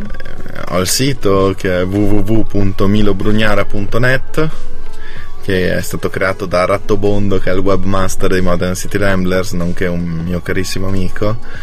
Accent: Lavis, Trentino-Alto Adige, Italy; Io sono di Lavis

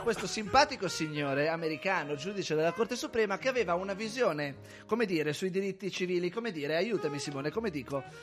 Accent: Celle Ligure, Liguria, Italy; Il mio paese, Celle Ligure in provincia di Savona, spopolamento altissimo

